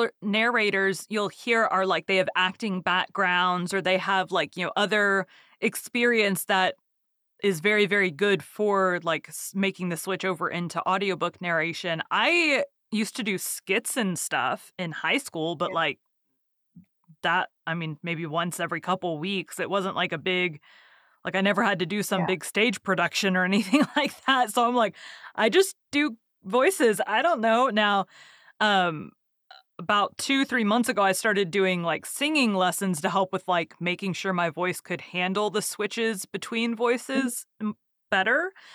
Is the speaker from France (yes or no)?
no; Dallas, Texas, United States; I've lived in Texas my whole life.